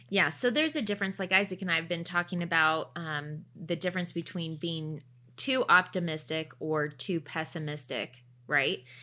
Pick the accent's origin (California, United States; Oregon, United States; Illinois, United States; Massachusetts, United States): Oregon, United States; also born or lived in Canada; I grew up in Oregon